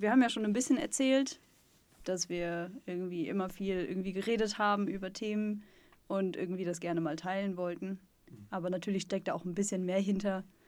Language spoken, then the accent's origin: German; Sauerland, North Rhine-Westphalia, Germany; now in Stuttgart, Germany; ich komme eigentlich aus Nordrhein-Westfalen, aus dem Sauerland, aus dem Wald, aus dem tiefen Dorf.